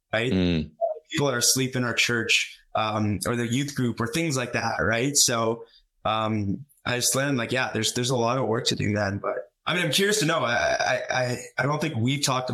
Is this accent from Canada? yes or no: yes; Calgary, Alberta, Canada; being in Calgary, my hometown